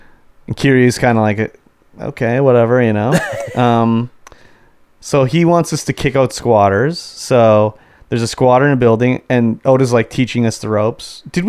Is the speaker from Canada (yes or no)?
yes; Canada; being a Canadian.